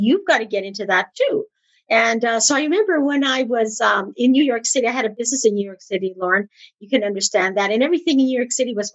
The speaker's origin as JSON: {"language": "English", "region": "Manitoba", "country": "Canada", "also_born_or_lived": "Ontario", "moved": "yes", "said": "I'm originally from Manitoba. I'm a Westerner"}